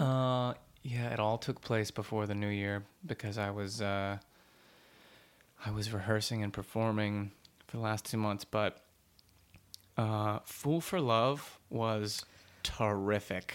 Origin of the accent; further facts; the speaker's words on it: Dallas, Texas, United States; moved away; I'm from Dallas, Texas